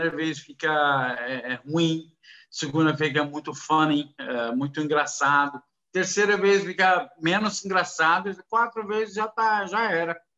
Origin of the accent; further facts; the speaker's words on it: Saudi Arabia; first language Arabic; Portuguese is a second language; also born or lived in Kuwait / United States; eu nasci no Kuwait. Uh, quero falar, nasci no Kuwait eu morava na Arábia Saudita, descendente libanês. Então, minha minha árabe, eh, idioma é árabe.